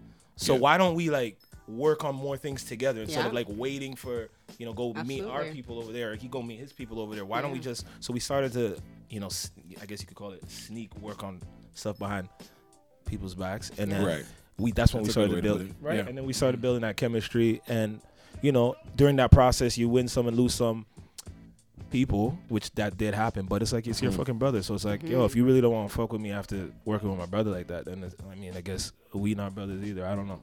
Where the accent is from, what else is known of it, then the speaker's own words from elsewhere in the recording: Brampton, Ontario, Canada; also born or lived in Toronto; Whether I was born in Toronto or not, I will never get used to this cold. I just like to say I vibe. Yeah. So … from Toronto, Brampton, really.